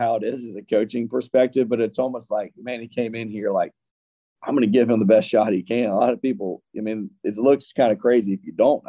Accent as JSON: {"language": "English", "region": "Deep South", "country": "United States", "tie": "born or raised there", "said": "for me personally, growing up in the Deep South"}